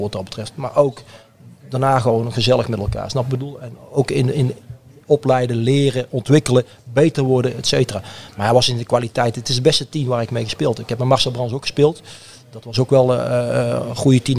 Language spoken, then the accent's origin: Dutch; Oosterhout, North Brabant, Netherlands; also born or lived in Breda; ik ben in Breda geboren, maar ik ben in Oosterd opgegroeid.